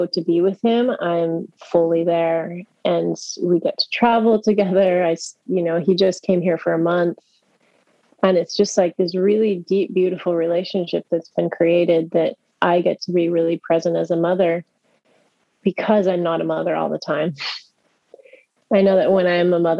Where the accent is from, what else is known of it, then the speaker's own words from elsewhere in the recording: Arizona, United States; moved away as an adult; also born or lived in France; now in San Francisco, United States; I'm actually from Arizona, but I lived here when I was 19 before I went to Europe.